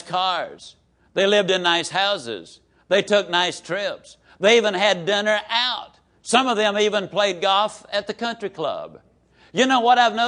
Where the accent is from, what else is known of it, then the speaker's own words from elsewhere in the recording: Yazoo City, Mississippi, United States; I can tease about my hometown